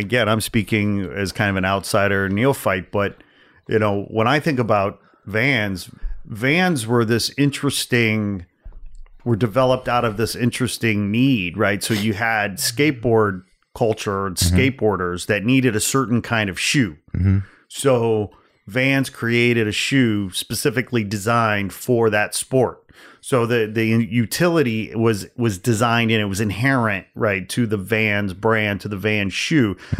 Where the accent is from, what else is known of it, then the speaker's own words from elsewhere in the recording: outside Chicago, Illinois, United States; I grew up outside Chicago.